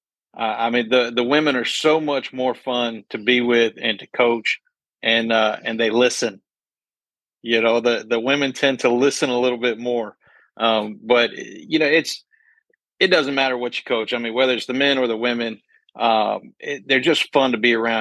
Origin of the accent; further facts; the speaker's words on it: Louisville, Kentucky, United States; moved away; I grew up in Louisville when I was a kid there.